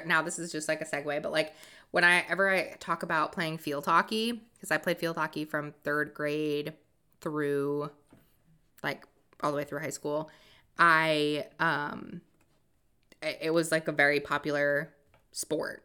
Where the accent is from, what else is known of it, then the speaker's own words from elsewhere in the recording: Massachusetts, United States; also born or lived in Rhode Island; I'm originally from Massachusetts